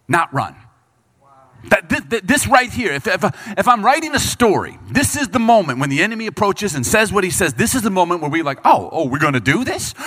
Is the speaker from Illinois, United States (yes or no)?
yes; Bartlett, Illinois, United States; growing up in Chicago, we grew up when I was in middle school, we lived in a subdivision called Bartlett